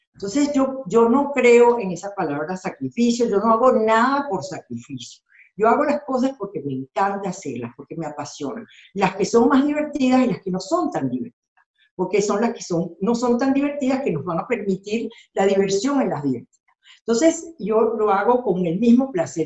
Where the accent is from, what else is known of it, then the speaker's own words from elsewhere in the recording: Venezuela; moved away as an adult; also born or lived in Argentina / Mexico; Yo soy venezolana y, y yo vengo de un país que prácticamente ha sido masacrado